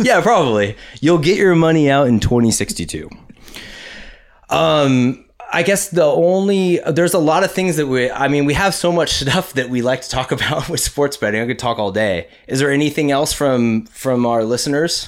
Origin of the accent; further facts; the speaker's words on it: Huntington Beach, California, United States; We're from California. We're from Huntington Beach. It's Surf City, U S